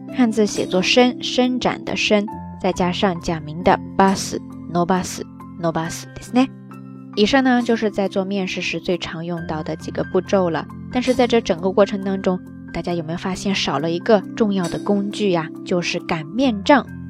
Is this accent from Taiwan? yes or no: no; southern China, China; moved away as an adult; also born or lived in Qingdao, Shandong; 我是南方人